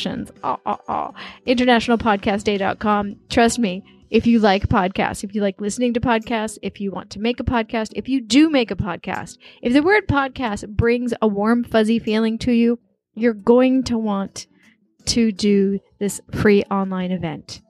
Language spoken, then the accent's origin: English; New York, United States; now in China; I was born in New York